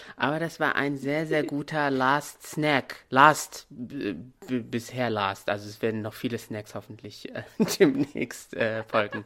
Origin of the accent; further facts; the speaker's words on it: Morocco; moved away as an adult; now in Germany; Ich bin hier in Deutschland geboren, teilweise aufgewachsen, ab, ab dem siebten Lebensjahr dann in Marokko